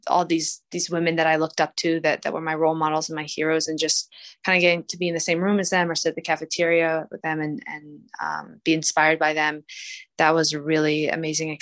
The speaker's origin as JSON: {"language": "English", "region": "Maryland", "country": "United States", "tie": "born or raised there", "also_born_or_lived": "Arizona", "moved": "yes", "said": "my home state where I grew up"}